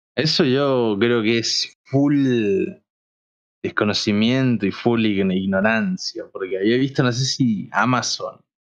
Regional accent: Argentina; siendo argentinos

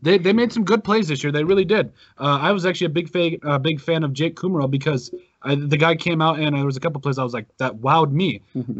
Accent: South Dakota, United States; We're all from South Dakota

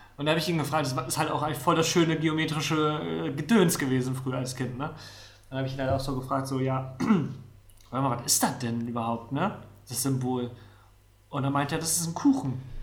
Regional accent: Rostock, Mecklenburg-Vorpommern, Germany; moved away; also born or lived in Neustrelitz; ich bin auch tatsächlich äh, die ersten sieben Jahre meines Lebens in Neustrelitz gewohnt, das ist äh, in der Mitte von Mecklenburg, vorpommern und bin dann äh, an die Ostsee gezogen, nach Rostock

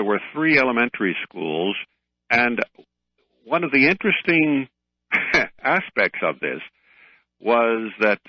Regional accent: Chicago, Illinois, United States; moved away as an adult; I was born in Chicago, and my first 25 years or so, I lived in Chicago

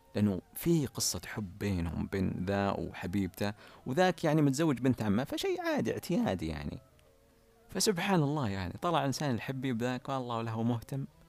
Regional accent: Ha'il, Ha'il Province, Saudi Arabia; تعليل عندنا بحايل نسميها تجاذب أطراف الحديث

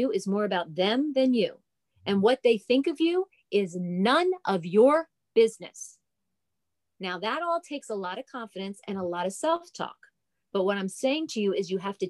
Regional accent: New Jersey, United States; I'm a girl from New Jersey. So an Italian girl from New Jersey.

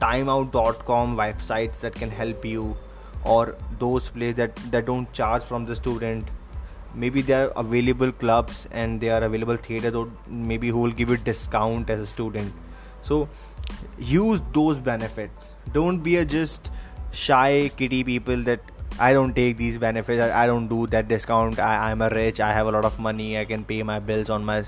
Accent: Delhi, India; I'm from Delhi

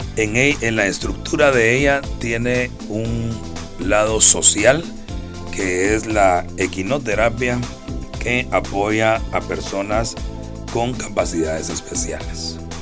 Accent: Guatemala

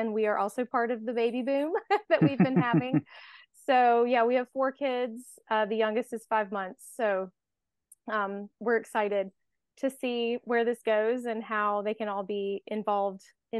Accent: North Carolina, United States; We are both from North Carolina, but we had just moved back.

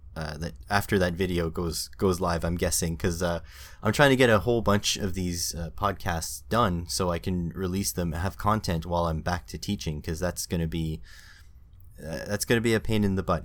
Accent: Canada; being Canadian

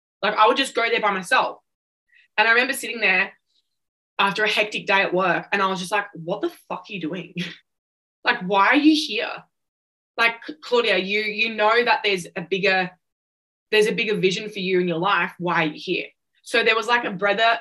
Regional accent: Central Coast, New South Wales, Australia; I was born on the Central Coast, which is an hour south of Newcastle

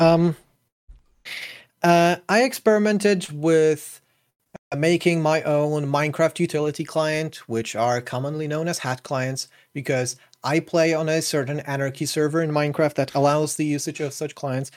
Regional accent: Poland; moved away; I'm not currently in Poland, but I'm from Poland, I'm Polish

